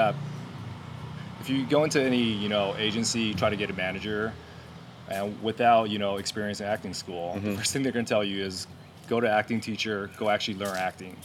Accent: California, United States; growing up in California

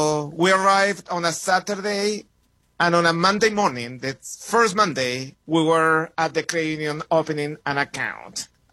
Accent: Santiago, Santiago Metropolitan Region, Chile; moved away as an adult; also born or lived in New York City / Madison, Wisconsin; So you mentioned that I'm from Chile. I was raised and born in Santiago, Chile. Came to the States in the mid-90s. I was 25.

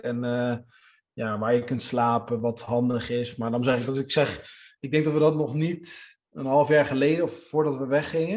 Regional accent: Netherlands; wij als Nederlanders

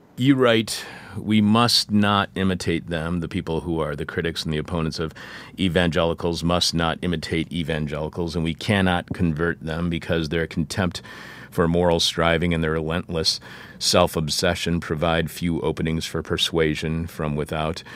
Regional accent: Michigan, United States; I'm from Michigan too

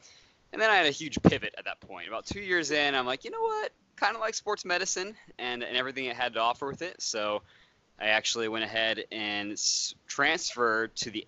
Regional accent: Raleigh, North Carolina, United States; Yeah, so I grew up in Raleigh, North Carolina, right down the road.

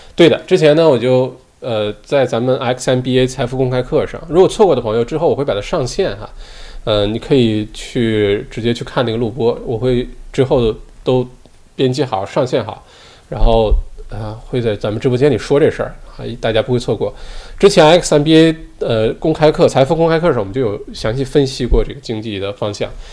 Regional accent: China; now in Australia; 我小的时候在，在国内的时候就打冰球

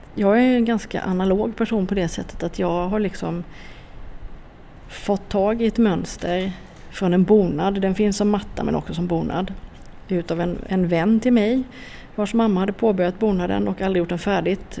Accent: Jämjö, Blekinge, Sweden; jag kommer ju från Blekinge, jag är från, eh, utanför Karlskrona, jag är uppvuxen i Jämjö och Torhamn

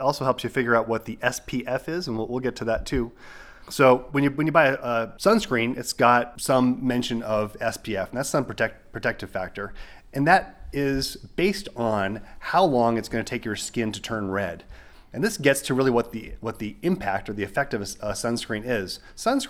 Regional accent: Arizona, United States; now in New Mexico, United States; I grew up in Arizona

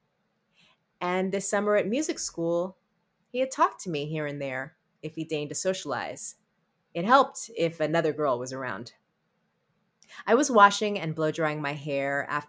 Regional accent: Berkeley, California, United States; moved away as an adult; now in Brooklyn, United States; I grew up in Berkeley in the 70s and 80s and have now lived in New York longer than I've lived anywhere

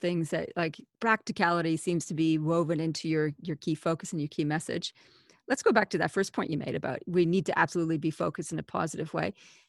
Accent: Canada; accent: Canadian-Australian; now in Australia; I'm a Canadian-Australian, hence my funny, twangy accent

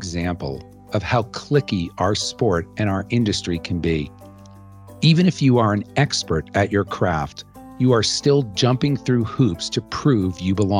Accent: New York, United States; being a New Yorker

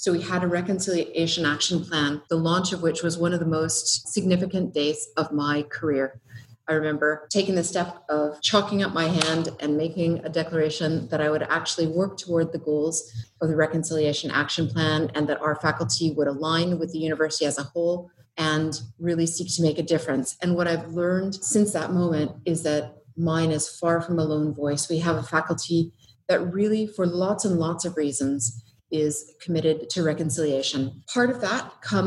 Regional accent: Treaty 7 land, western Canada, Alberta, Canada; moved away as an adult; now in Australia; I'm from Canada, I'm from Treaty 7 land in the west of Canada.

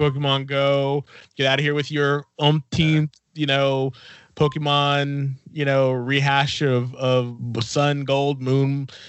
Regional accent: Fresno, California, United States; we're from Fresno

